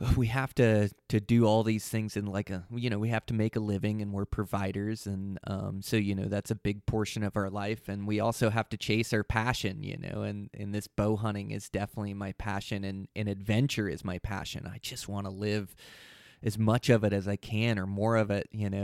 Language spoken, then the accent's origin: English; Pacific Northwest, United States; I come from the Pacific Northwest is where I was born and raised.